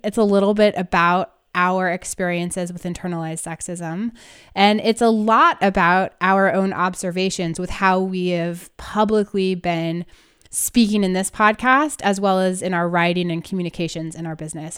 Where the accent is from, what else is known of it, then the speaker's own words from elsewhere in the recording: Northern California, United States; I grew up in Northern California